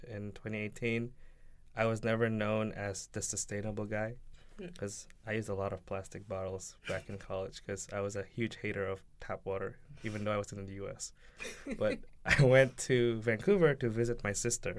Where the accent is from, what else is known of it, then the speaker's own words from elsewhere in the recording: Indonesia; also born or lived in Singapore; now in Shanghai, China; I'm from Indonesia